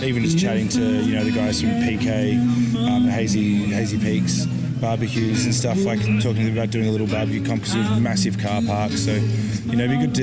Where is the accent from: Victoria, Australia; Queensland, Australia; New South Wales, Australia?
Victoria, Australia; Melbourne; moved away; I'm originally from Melbourne